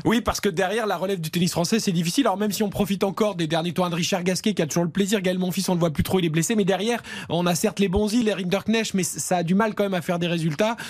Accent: near Nice, Provence-Alpes-Côte d'Azur, France; moved away; juste à côté de chez moi, de ma région d'origine

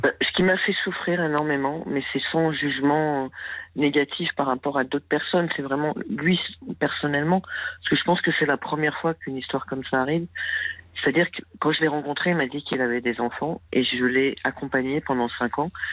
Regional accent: Paris, Île-de-France, France; moved away as an adult; Je viens de Paris où j'ai vécu 46 ans

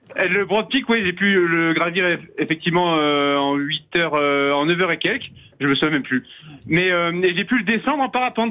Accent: Vercors massif, Auvergne-Rhône-Alpes, France; Je viens du massif du Vercors à la base, mais euh, ma mère étant euh, du massif des écrins

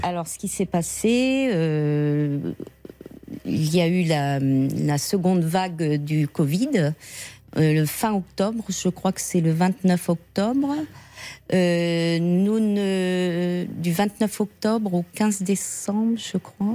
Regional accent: Nantes, Pays de la Loire, France; Je viens de Nantes

